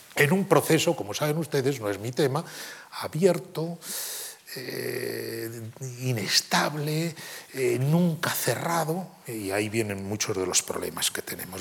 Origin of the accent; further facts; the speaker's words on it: Spain; como europeos, como españoles